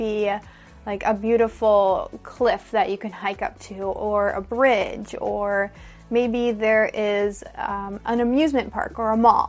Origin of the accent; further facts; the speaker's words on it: United States; I'm an American English teacher